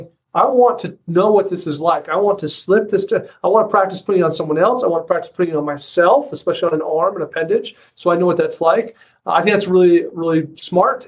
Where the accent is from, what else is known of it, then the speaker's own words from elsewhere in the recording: southwestern Wyoming, United States; I grew up in southwestern Wyoming